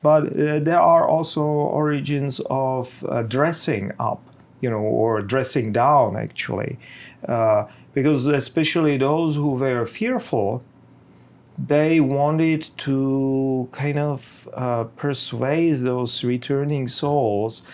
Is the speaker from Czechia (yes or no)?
yes; Bohemia, Czechia; in my homeland, I'm from Czech Republic, from Bohemia